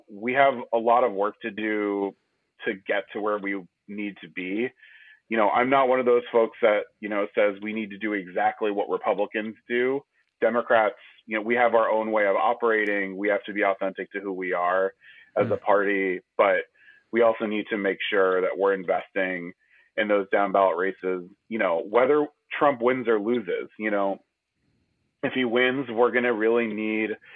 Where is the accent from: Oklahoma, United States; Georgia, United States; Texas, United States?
Texas, United States; Houston; growing up in Houston